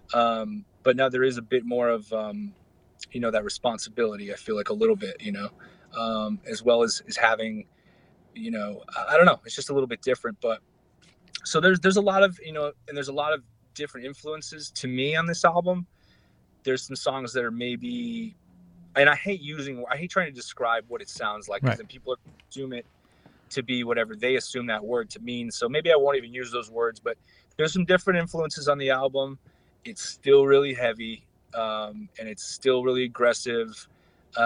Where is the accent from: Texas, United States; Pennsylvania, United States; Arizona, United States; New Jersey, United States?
Arizona, United States; I'm from Arizona